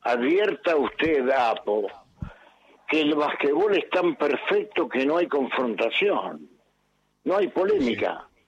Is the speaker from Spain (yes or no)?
no; Buenos Aires, Argentina; also born or lived in Montevideo, Uruguay; soy un porteño nacido en Montevideo